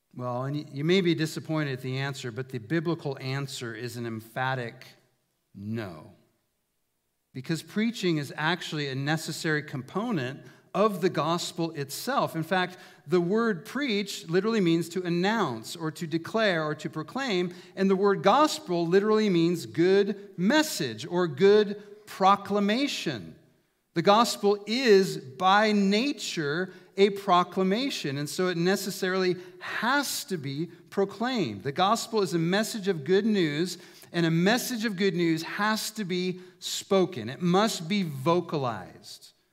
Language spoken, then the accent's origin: English; Prineville, Oregon, United States; moved away as an adult; I grew up in Prineville